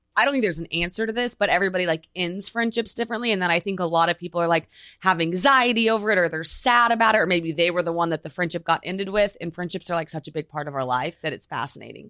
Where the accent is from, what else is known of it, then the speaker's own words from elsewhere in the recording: Oklahoma, United States; moved away as an adult; also born or lived in Los Angeles; now in New York, United States; I'm obviously from Oklahoma